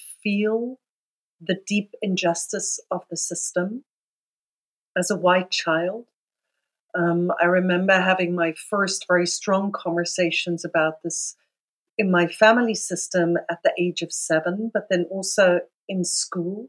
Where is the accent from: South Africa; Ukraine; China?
South Africa; I grew up in South Africa, so I grew up in a system called apartheid